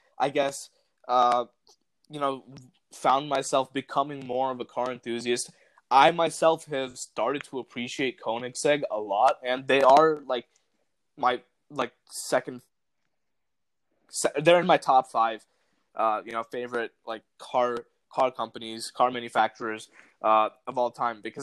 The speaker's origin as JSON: {"language": "English", "country": "United States", "said": "I'm from America"}